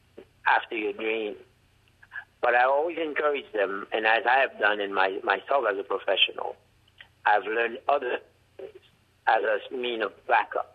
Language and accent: English; Jérémie, Grand'Anse, Haiti; accent: heavy accent; English is a second language; moved away; I'm from Haiti, I'm from Jérémy, where I was born